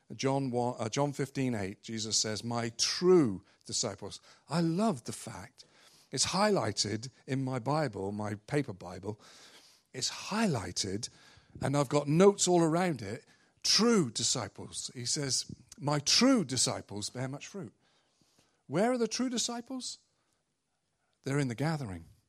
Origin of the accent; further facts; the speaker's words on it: England, United Kingdom; moved away; I'm from England